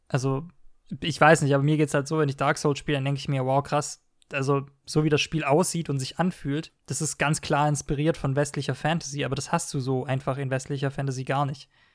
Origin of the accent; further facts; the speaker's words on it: Stuttgart, Baden-Württemberg, Germany; ich, bin ja Stuttgarter